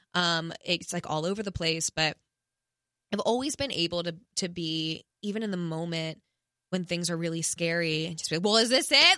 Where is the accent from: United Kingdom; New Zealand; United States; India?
United States; East Coast; now in Los Angeles, United States; I'm from the East Coast and I wanted to live in New York, you know, my whole life